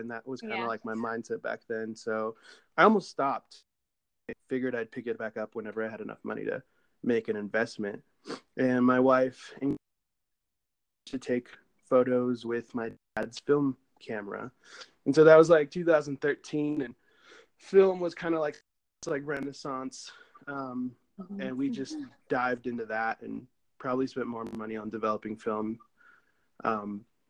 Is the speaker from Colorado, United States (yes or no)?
no; San Diego, California, United States; I am from San Diego, California.